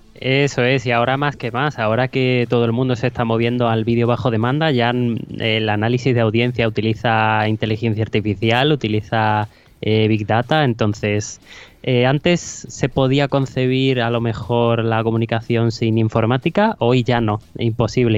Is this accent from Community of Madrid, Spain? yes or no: no; a small town in Huelva, Andalusia, Spain; había una, una, vacante en la televisión local de, mi pueblo, de un pueblecito de Huelva